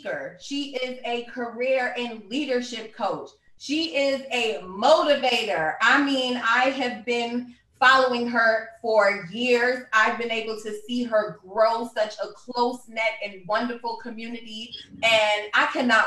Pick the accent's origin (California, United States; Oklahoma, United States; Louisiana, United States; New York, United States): New York, United States; New York City; moved away as an adult; now in Philadelphia, United States; I am from Brooklyn, New York